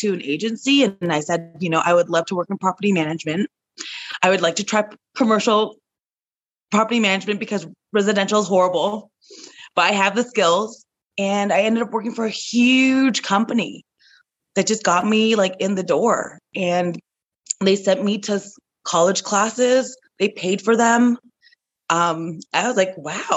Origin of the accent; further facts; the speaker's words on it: Toronto, Ontario, Canada; I'm from Toronto.